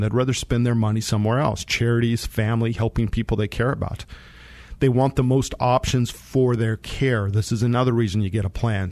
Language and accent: English; Monte Vista, Colorado, United States; I grew up in Monte Vista